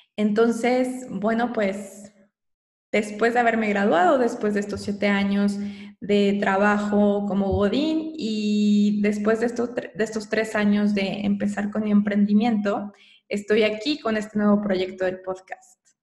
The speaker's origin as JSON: {"language": "Spanish", "country": "Mexico", "also_born_or_lived": "Querétaro / Mexico City", "said": "soy mexicana"}